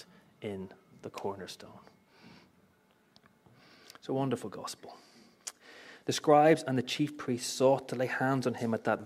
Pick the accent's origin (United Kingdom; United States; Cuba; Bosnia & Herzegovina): United Kingdom; Belfast, Northern Ireland; moved away; I grew up in Belfast, greatest city on the earth.